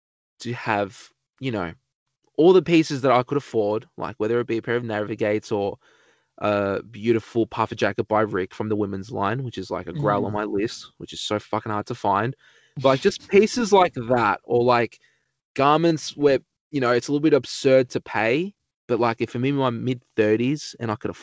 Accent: Australia; just an Australian dude

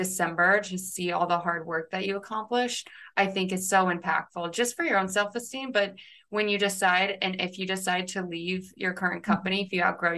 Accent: Westfield, Indiana, United States; I'm from Westfield, Indiana

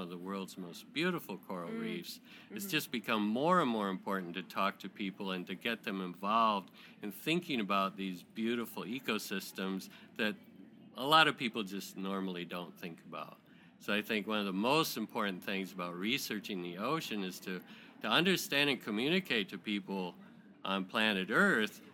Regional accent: Michigan, United States; moved away as an adult; also born or lived in Florida; now in San Diego, United States; I grew up in Michigan, but I was born in San Diego

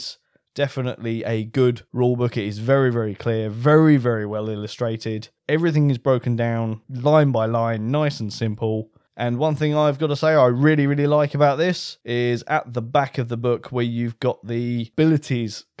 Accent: United Kingdom; We're British

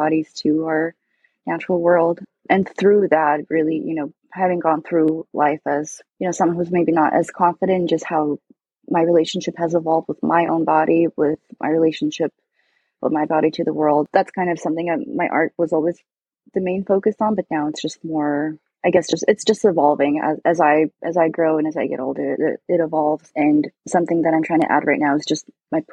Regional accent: Alaska, United States; now in Seattle, United States; growing up in Alaska, it was so beautiful in the wilderness there.

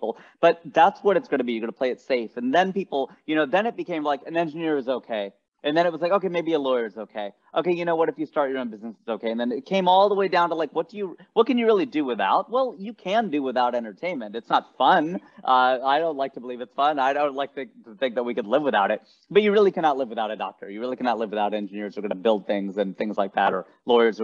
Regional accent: Ohio, United States; moved away as an adult; also born or lived in Cincinnati, Ohio / California; now in Los Angeles, United States; I was born in Ohio and I grew up there, spent 30 years of my life there

